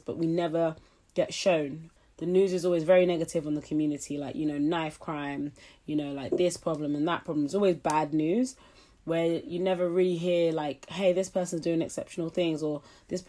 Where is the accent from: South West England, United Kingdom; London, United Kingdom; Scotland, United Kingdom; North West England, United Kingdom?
London, United Kingdom; also born or lived in Nottingham / Florida; I grew up in East London